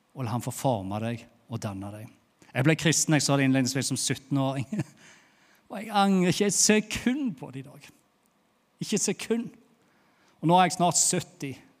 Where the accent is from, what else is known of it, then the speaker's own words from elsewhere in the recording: Bryne, Rogaland, Norway; accent: Jærsk; moved away as an adult; now in Lyngdal, Norway; jeg er jo fra Bryne, har bodd i Lyngdal i åtte åtte år. Tenk, åtte år her i Lyngdal, og så snakker jeg ennå jærsk.